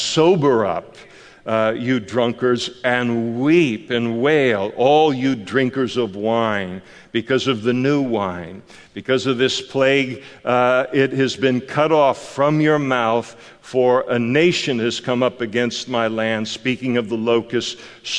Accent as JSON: {"language": "English", "country": "United States", "said": "I'm an American"}